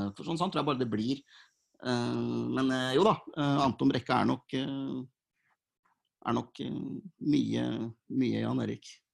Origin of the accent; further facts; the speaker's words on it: Fredrikstad, Østfold, Norway; jeg er 37 og født og oppvokst i Fredrikstad